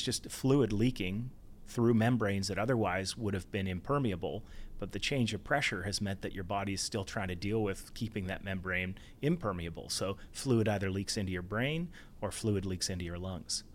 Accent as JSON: {"language": "English", "region": "Ontario", "country": "Canada", "tie": "born or raised there", "also_born_or_lived": "Banff", "moved": "yes", "lives_now": "Vancouver, Canada", "said": "I grew up in Ontario"}